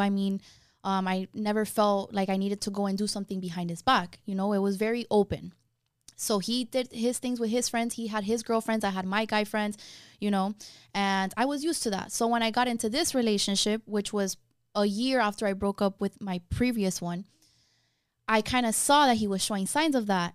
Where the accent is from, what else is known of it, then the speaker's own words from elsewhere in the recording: Miami, Florida, United States; I was born and raised in Miami